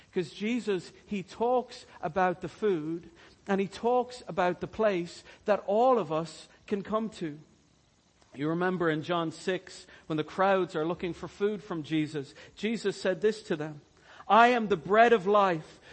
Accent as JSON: {"language": "English", "country": "Ireland", "said": "we as Irish people"}